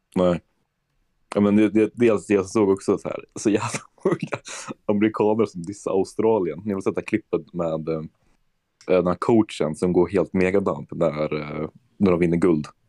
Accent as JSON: {"language": "Swedish", "country": "Sweden", "moved": "yes", "said": "jag är från Sverige"}